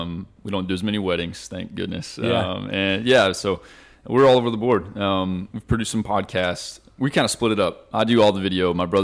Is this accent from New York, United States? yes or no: no; Shallowater, Texas, United States; moved away; I graduated from Shallowwater, Texas. So what? It's about 20 minutes north of Lubbock, Texas.